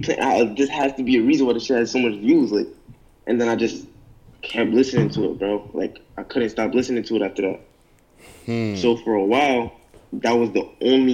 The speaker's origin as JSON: {"language": "English", "town": "New York City", "region": "New York", "country": "United States", "said": "I'm from New York, bro."}